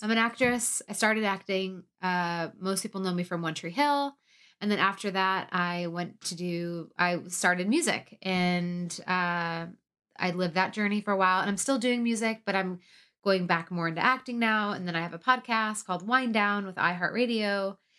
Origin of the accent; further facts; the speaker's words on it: outside Detroit, Michigan, United States; moved away; I am from Michigan. I say Detroit, but really I'm uh, from the outside Detroit